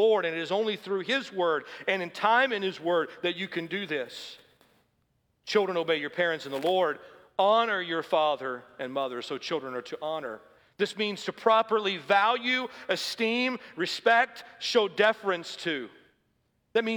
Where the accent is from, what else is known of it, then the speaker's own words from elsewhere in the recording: the South, United States; I grew up in the South